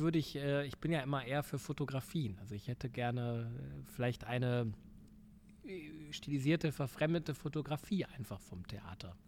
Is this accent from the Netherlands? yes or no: no; Essen, North Rhine-Westphalia, Germany; moved away; ich komme aus dem Pott